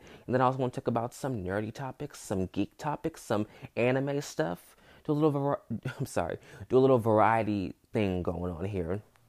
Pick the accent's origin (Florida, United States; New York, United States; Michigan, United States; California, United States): California, United States; Hayward; And I grew up in Hayward, California, here in the Bay Area.